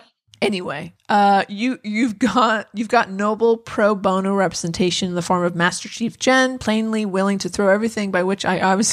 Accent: United Kingdom; I just assumed that was because I'm British and hearing impaired.

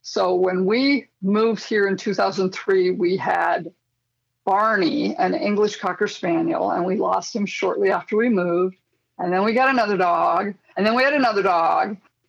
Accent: Tracy, Minnesota, United States; I grew up in Tracy, Minnesota. It's a small town of about 2,500 people in southwest Minnesota. I was born here

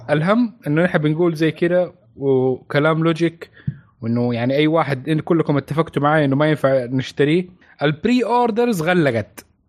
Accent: Saudi Arabia

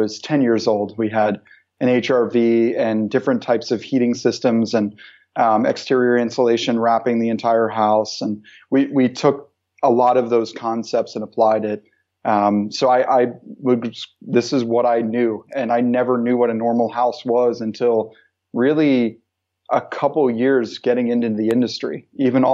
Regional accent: Pennsylvania, United States; moved away as an adult; also born or lived in Philadelphia; now in Rhode Island, United States; I'm from the United States and yes. Pennsylvania.

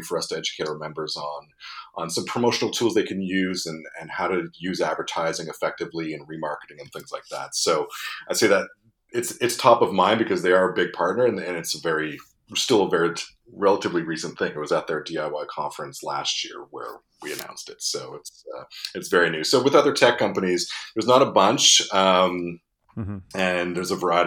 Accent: Montreal, Quebec, Canada; my hometown of Montreal

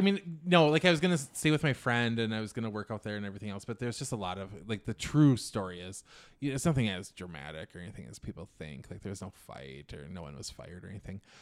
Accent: Little Falls, Minnesota, United States; moved away as an adult; also born or lived in New York; I'm from Minnesota

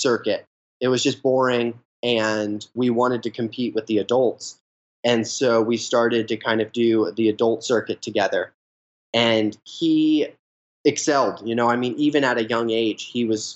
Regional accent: New Jersey, United States; me growing up in New Jersey

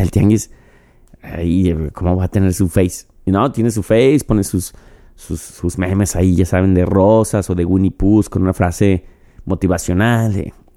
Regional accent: Mexico; como mexicano, como yo

